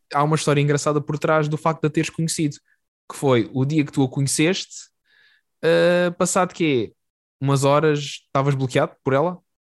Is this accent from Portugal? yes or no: yes; Algarve, Portugal; now in Lisbon, Portugal; tanto tu como eu somos do Algarve, de zonas é muito parecidas, é e inclusive aqui em Lisboa morávamos literalmente a um minuto um do outro